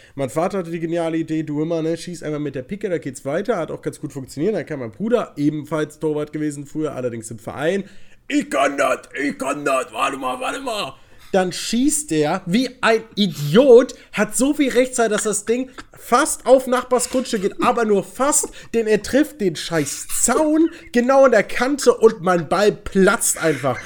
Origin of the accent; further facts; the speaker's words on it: Cologne area, North Rhine-Westphalia, Germany; now in Berlin, Germany; Wir kommen natürlich aus, äh, aus der Umkreis Köln.